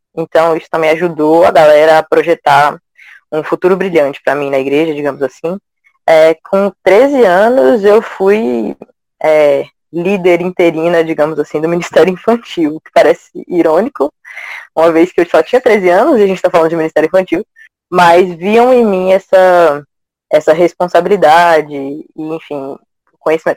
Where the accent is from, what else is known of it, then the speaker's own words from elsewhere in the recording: Goiânia, Goiás, Brazil; now in Recife, Brazil; lá em Goiânia, que é minha terrinha natal. Hoje eu moro em Recife